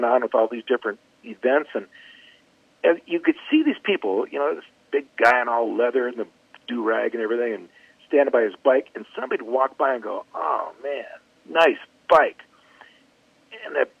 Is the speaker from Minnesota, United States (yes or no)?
yes; Minnesota, United States; I'm from Minnesota